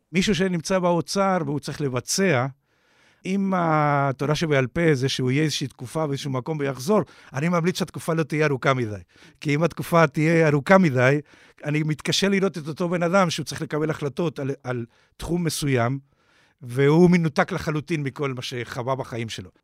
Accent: Uruguay; Hebrew is a second language; now in Israel; כמו ששומעים במבטא, נולדתי באורוגוואי.

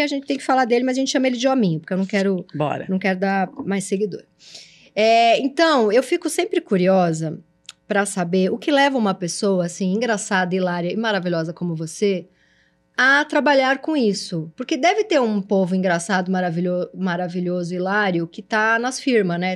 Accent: São Paulo, Brazil; also born or lived in Perdizes, São Paulo; eu sou do Tatuapé, mas na época da 2001 eu já tava em Perdizes

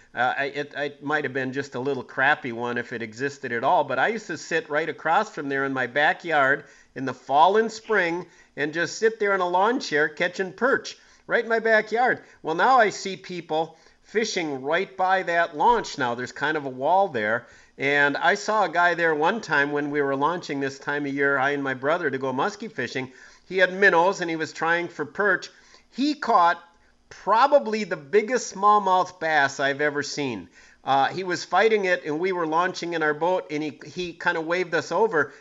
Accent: Green Bay, Wisconsin, United States; growing up in Green Bay in the 70s

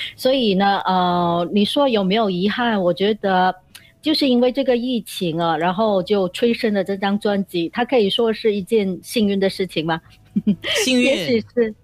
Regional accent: Bentong, Pahang, Malaysia; 我在文东的一个小民居哦，小民宿，就是叫牛背小居的

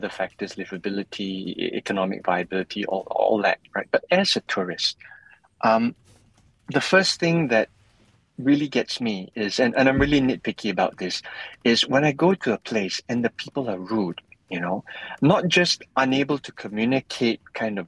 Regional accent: Malaysia; I'm Malaysian

